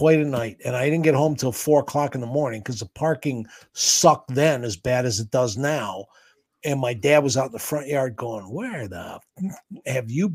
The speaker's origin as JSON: {"language": "English", "town": "Cleveland", "region": "Ohio", "country": "United States", "tie": "born or raised there", "said": "living in Cleveland, growing up in Cleveland"}